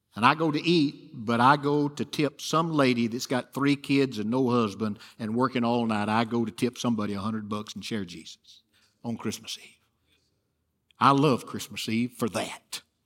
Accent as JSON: {"language": "English", "region": "Alabama", "country": "United States", "tie": "born or raised there", "also_born_or_lived": "Detroit, Michigan", "said": "We just went there to work for Chrysler for a few years and then came home to Alabama"}